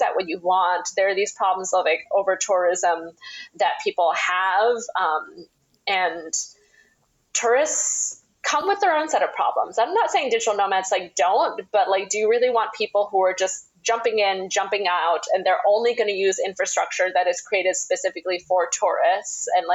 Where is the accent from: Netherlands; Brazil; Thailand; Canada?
Thailand; Chiang Mai; moved away as an adult; also born or lived in London / New York; Chiang Mai is my hometown